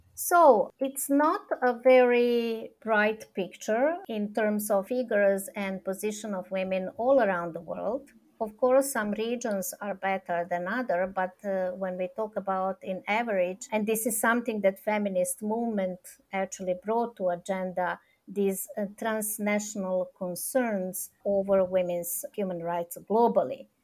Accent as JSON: {"language": "English", "country": "Serbia", "also_born_or_lived": "Belgrade", "said": "I'm coming from Serbia, that I'm based in Belgrade"}